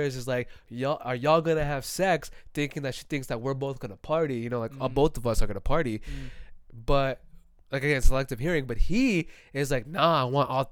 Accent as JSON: {"language": "English", "town": "Phoenix", "region": "Arizona", "country": "United States", "said": "I'm from Phoenix"}